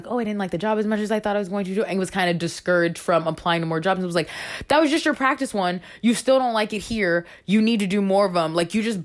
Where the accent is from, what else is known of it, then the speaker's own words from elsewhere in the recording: Florida, United States; also born or lived in Baltimore, Maryland; I was born in Baltimore, but I grew up in Florida